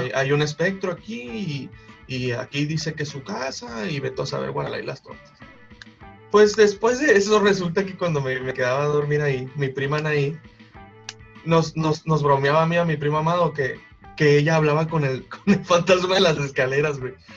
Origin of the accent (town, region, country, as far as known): Mexico